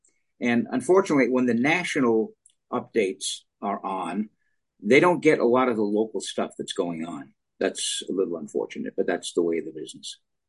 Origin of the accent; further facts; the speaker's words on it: Providence, Rhode Island, United States; moved away as an adult; also born or lived in Worcester, Massachusetts / Southern California / Santa Barbara; now in Seattle, United States; I was born and raised in Providence, Rhode Island